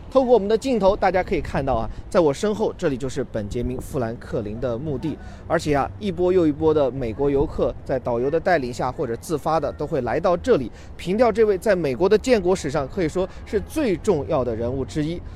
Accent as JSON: {"language": "Chinese", "country": "China", "said": "我们中国人"}